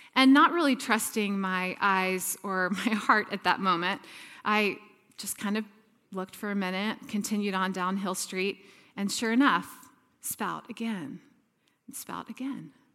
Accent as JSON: {"language": "English", "town": "Atlanta", "region": "Georgia", "country": "United States", "tie": "born or raised there", "also_born_or_lived": "Texas", "moved": "as an adult", "lives_now": "San Diego, United States", "said": "I grew up in the deep south in Atlanta, Georgia"}